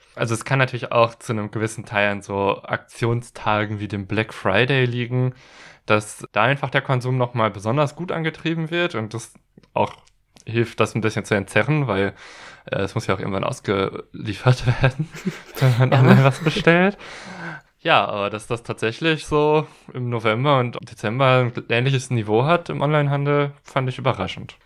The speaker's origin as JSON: {"language": "German", "region": "western Germany", "country": "Germany", "tie": "born or raised there", "said": "da, wo ich herkomme, das ist so im Westen Deutschlands, aus einem Gebiet, das so ein bisschen katholisch ist, äh, geprägt war"}